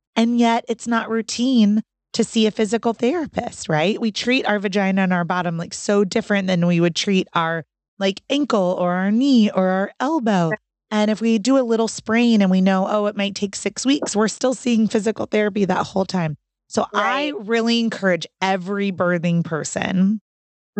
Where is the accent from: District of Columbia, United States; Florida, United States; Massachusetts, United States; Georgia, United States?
Florida, United States; Orlando; now in North Carolina, United States; I'm from Orlando. And so I know a lot of doulas and birth coaches in Orlando